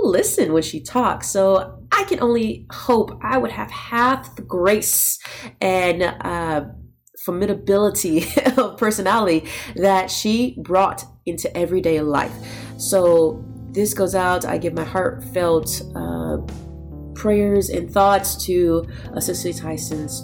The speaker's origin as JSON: {"language": "English", "region": "Texas", "country": "United States", "tie": "born or raised there", "said": "I grew up in Texas"}